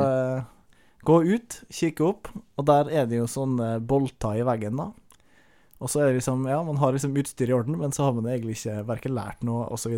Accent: Averøy, Møre og Romsdal, Norway; jeg er fra Averøya. Uh, Utafor Kristiansund, så Nordmøre

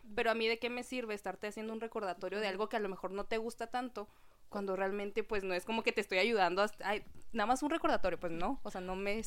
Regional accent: Mexico; la cultura que tenemos como mexicanos

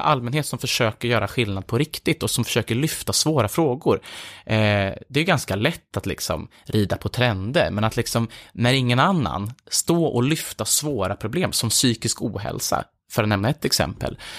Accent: Filipstad, Värmland, Sweden; i Filipstad, där jag växte upp

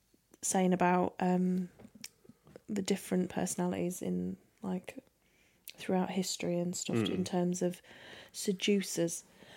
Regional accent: England, United Kingdom; born or raised there; now in South of England, United Kingdom

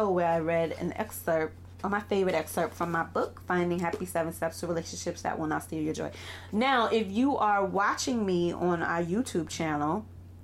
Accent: New York City, New York, United States; I run a private practice out of Brooklyn, New York, which is my hometown

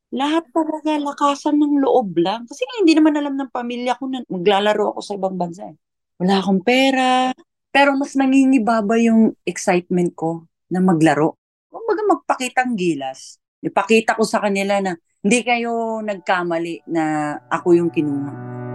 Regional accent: Argao, Central Visayas, Philippines; Sa hometown ko, sa Argao, Cebu

